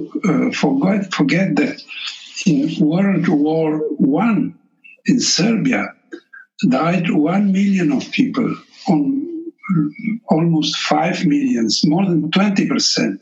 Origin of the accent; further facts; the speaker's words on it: Trieste, Friuli-Venezia Giulia, Italy; first language Slovenian; English is a second language; Slovenian is my mother tongue, and I have lived all my life outside Yugoslavia, in Italy, in Trieste